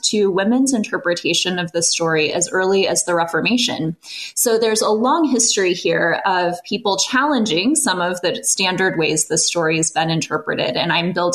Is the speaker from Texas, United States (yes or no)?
no; central Illinois, United States; now in California, United States; I grew up actually in Illinois. My dad's a farmer in central Illinois. I grew up among the fields of corn and soybeans, but eventually landed here in California